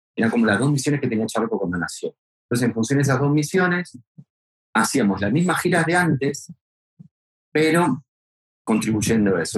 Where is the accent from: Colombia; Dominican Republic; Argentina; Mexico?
Argentina; now in Spain; yo soy argentino, pero yo viviendo en España desde finales del 98